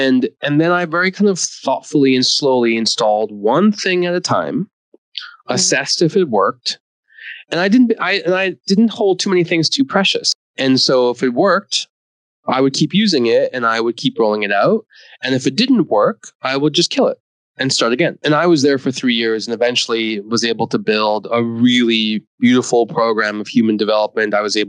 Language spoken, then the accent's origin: English; India; born there; That I was born in India and I'm a son of an immigrant and I'm an immigrant story